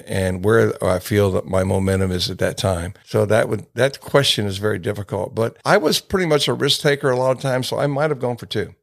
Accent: Ohio, United States; a boy growing up in Ohio

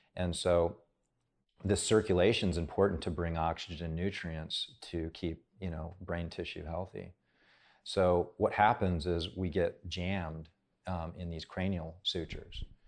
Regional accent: Hawaii, United States; moved away; I grew up in Hawaii

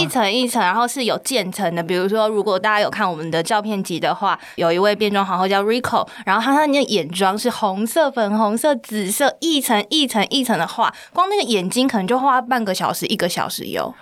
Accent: Pingtung, Pingtung County, Taiwan; moved away as an adult; now in Taipei, Taiwan; 这次有到屏东嘛，是我的故乡

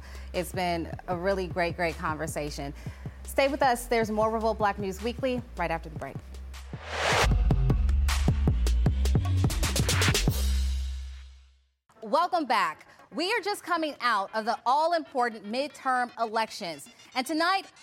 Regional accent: Chicago, Illinois, United States; I'm from Chicago, the south side of Chicago

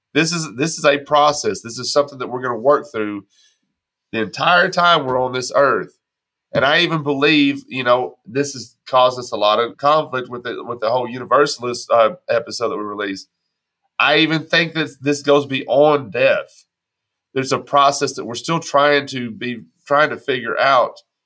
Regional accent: Texas, United States; also born or lived in Arkansas; now in Tennessee, United States; I live in Tennessee right now. I grew up in Texas. I spent 25 years in Arkansas before I moved to Tennessee.

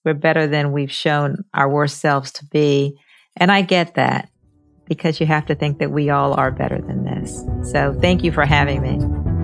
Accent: Baltimore, Maryland, United States; my hometown of Baltimore

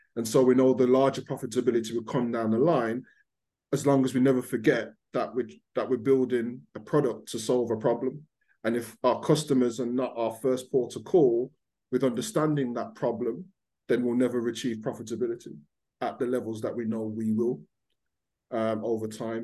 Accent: Birmingham, West Midlands, United Kingdom; accent: Brummie; I'm born and bred in Birmingham.

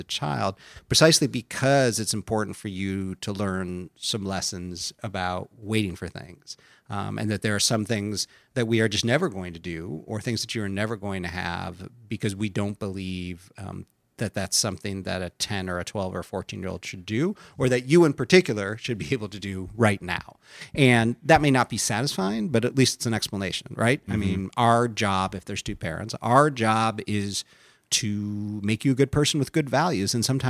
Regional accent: Midwest, United States; born or raised there

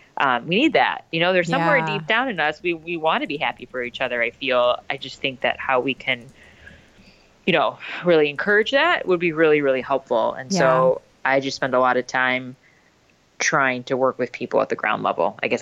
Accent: India; I know I'm Indian. And so we're sort of like the original culture, right?

